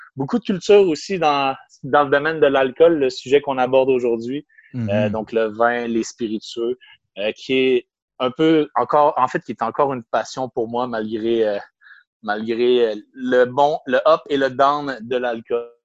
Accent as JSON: {"language": "French", "town": "Quebec City", "region": "Quebec", "country": "Canada", "tie": "born or raised there", "also_born_or_lived": "Brittany, France / Banff, Canada", "said": "je suis revenu à l'âge de deux mois environ à Québec. J'ai grandi à Québec"}